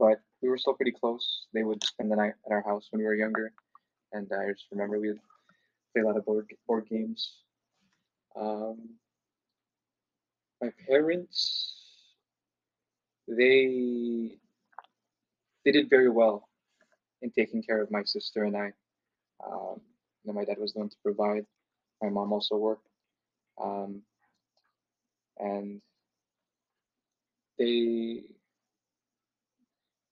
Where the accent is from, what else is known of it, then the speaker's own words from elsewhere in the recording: Seattle, Washington, United States; also born or lived in Canada; I grew up in Seattle, Washington, pretty much after I was born in Canada